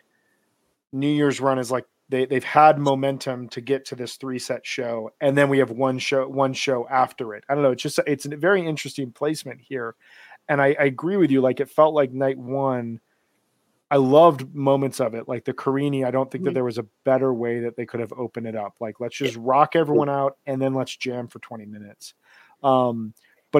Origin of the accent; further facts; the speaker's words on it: Midwest, United States; I'm not from New York. I'm from the Midwest